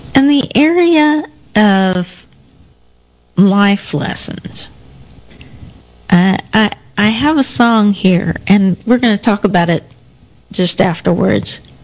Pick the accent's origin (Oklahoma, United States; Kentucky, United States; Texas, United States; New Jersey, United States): Texas, United States; Denton; moved to Denton, my hometown.